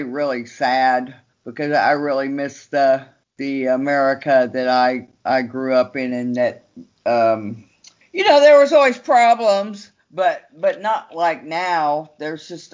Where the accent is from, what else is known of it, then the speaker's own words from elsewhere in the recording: Austin, Texas, United States; moved away as an adult; also born or lived in Los Angeles, California; now in Berlin, Germany; I grew up in Austin, Texas